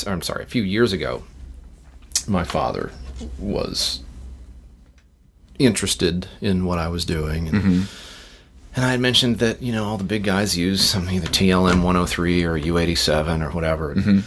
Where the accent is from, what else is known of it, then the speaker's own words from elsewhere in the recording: Uniontown, Pennsylvania, United States; born there; So, I was born in Pennsylvania, Uniontown. Okay. I'm a northerner. Yankee.